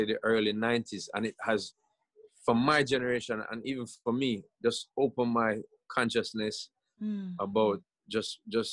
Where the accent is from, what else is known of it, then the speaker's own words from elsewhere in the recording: Jamaica; I grew up in Jamaica